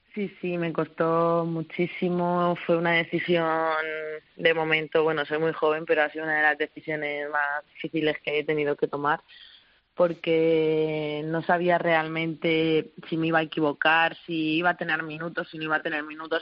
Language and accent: Spanish; Petrer, Valencian Community, Spain; moved away; somos un pueblo muy valiente, muy luchador siempre allá donde, donde nos ponemos los de Petre